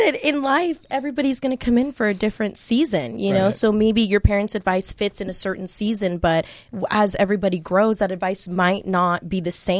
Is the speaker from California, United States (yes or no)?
yes; Bakersfield, California, United States; moved away as an adult; now in Los Angeles, United States; I'm from Bakersfield, small town.